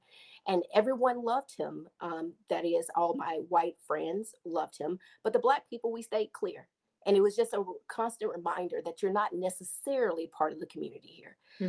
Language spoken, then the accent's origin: English; Mississippi, United States; even though I'm from Mississippi, praise God.